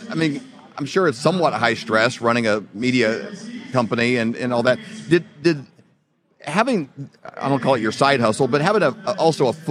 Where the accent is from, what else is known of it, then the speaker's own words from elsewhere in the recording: Midwest, United States; we grew up in the Midwest on more just like traditional farming